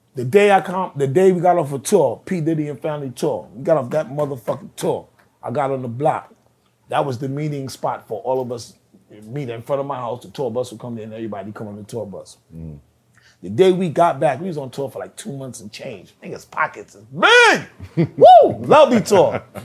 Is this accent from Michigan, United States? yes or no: no; New York City, New York, United States; I'm from East Flatbush